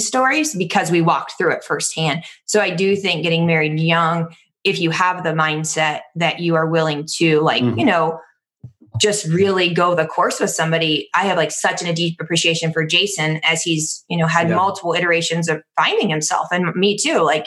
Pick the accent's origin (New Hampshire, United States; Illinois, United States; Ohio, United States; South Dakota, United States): Ohio, United States; Cincinnati; moved away as an adult; now in Florida, United States; I'm from Cincinnati